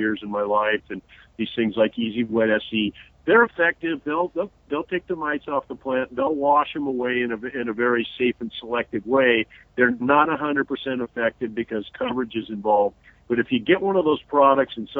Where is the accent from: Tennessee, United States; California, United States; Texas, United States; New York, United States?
California, United States; Redlands; the orange groves by my house as a kid growing up in the Redlands